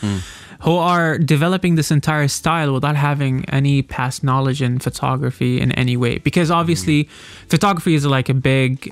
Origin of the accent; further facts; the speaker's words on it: Oman; I've been born and raised in Amman